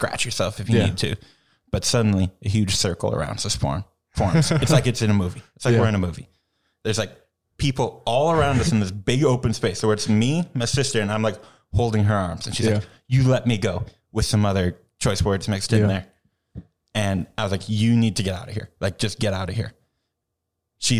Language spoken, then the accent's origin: English; Minnesota, United States; now in Madison, United States; I'm from Minnesota. My sisters are from Minnesota, so, like, we're staying with my parents there